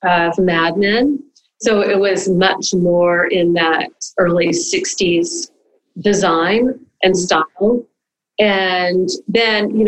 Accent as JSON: {"language": "English", "region": "the South", "country": "United States", "tie": "born or raised there", "said": "I was brought up in the South"}